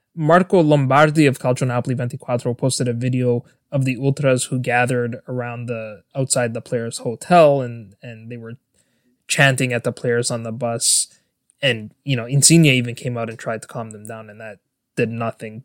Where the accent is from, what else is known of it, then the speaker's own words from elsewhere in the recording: Toronto, Ontario, Canada; I was born and raised in Toronto, Canada.